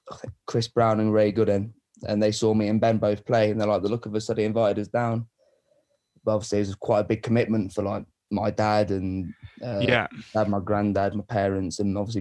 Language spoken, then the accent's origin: English; Leicester, East Midlands, United Kingdom; I'm from Leicester